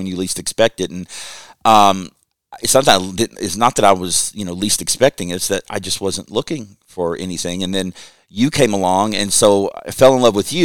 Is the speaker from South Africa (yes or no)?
no; Lexington, Kentucky, United States; I grew up in Kentucky, lived in Lexington